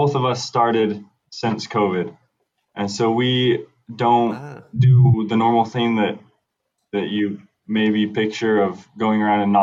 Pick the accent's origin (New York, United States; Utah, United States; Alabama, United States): Utah, United States; moved away as an adult; now in Austin, United States; I'm originally from Utah